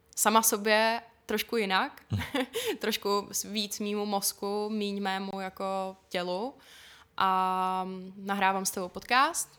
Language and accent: Czech; Špindlerův Mlýn, Hradec Králové Region, Czechia; also born or lived in Plzeň; Takže můj domov je kvůli tomu jakoby ve špindlu.